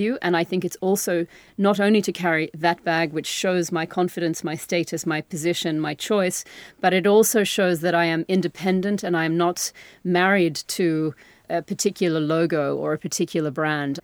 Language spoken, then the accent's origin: English; Australia; as an Australian